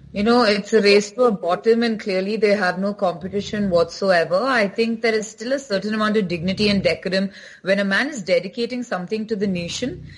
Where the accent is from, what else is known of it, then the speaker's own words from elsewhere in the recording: Bangalore, Karnataka, India; I am from Karnataka, I am from Bangalore